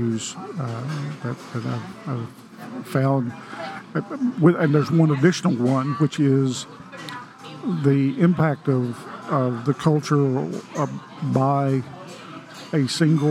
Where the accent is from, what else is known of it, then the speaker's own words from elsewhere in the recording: Sayre, Oklahoma, United States; moved away; a young boy growing up in Sayre, Oklahoma